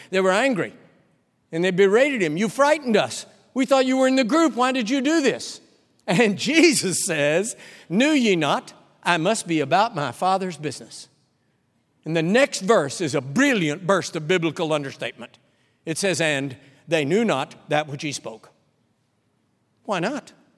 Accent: Texas, United States; I'm a Texan

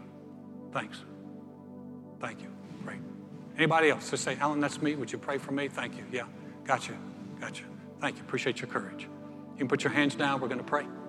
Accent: North Carolina, United States; I'm a guy from North Carolina

